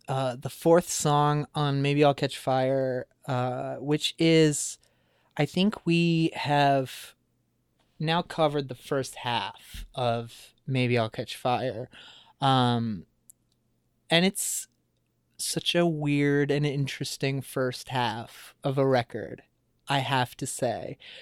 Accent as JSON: {"language": "English", "area": "around Chicago", "region": "Illinois", "country": "United States", "tie": "born or raised there", "said": "growing up around Chicago"}